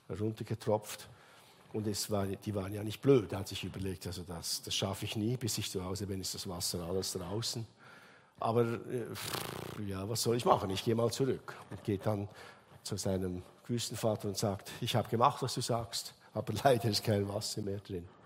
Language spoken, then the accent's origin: German; Switzerland; Bei uns in der Schweiz sagen wir Gotthard Simplon.